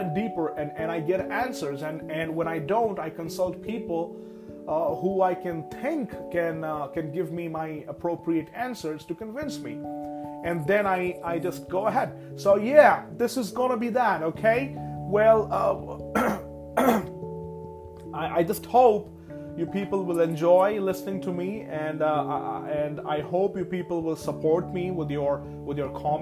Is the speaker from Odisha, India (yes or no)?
yes; Rourkela, Odisha, India; I was born and raised in a very small town named Rourkela that is located in the state of Odisha